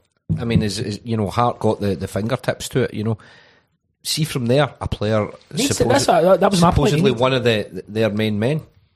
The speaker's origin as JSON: {"language": "English", "town": "Glasgow", "region": "Scotland", "country": "United Kingdom", "said": "I'm Scottish, mate. Right? I'm from Glasgow."}